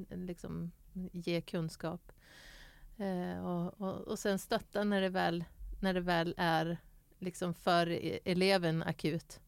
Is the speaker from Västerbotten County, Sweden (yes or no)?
yes; Skellefteå, Västerbotten County, Sweden; moved away; jag kommer från Skellefteå